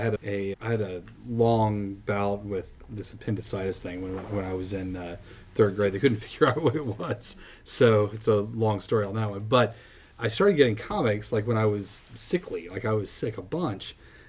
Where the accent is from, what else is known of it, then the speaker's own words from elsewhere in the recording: Plano, Texas, United States; I grew up in Plano